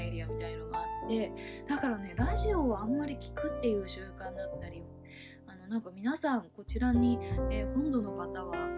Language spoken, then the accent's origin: Japanese; Oshima, Tokyo, Japan; moved away; 私はですね離島出身でして伊豆大島っていうあの東京都の下の方にある島の出身なんですけれども